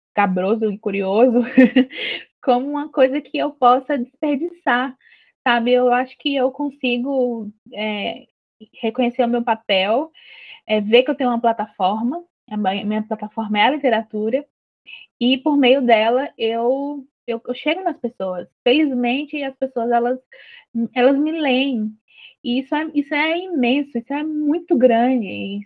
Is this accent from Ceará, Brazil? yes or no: yes; Juazeiro do Norte, Ceará, Brazil; a minha cidade, que é Juazeiro do Norte, cidade do Padre Cícero, né? E então eu cresci cercada por essas referências